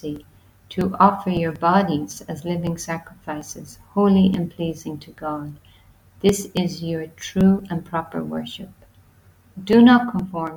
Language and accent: English; Ireland; I'm from Ireland